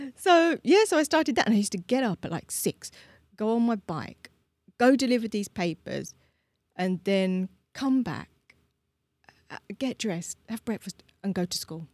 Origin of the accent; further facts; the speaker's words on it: London, United Kingdom; moved away as an adult; now in Prague, Czech Republic; I grew up in London